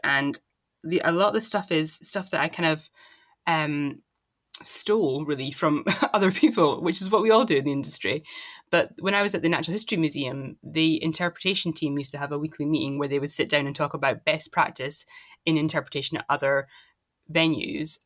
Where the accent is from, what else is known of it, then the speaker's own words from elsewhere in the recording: Dundee, Scotland, United Kingdom; I'm from Dundee in Scotland